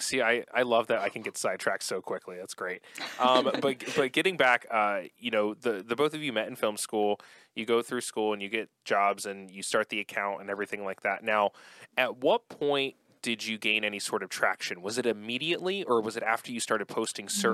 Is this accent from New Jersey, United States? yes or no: yes; New Jersey, United States; I'm from Jersey as well, South Jersey, originally